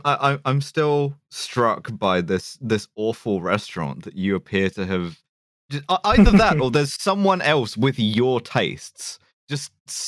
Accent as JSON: {"language": "English", "town": "Glasgow", "region": "Scotland", "country": "United Kingdom", "tie": "born or raised there"}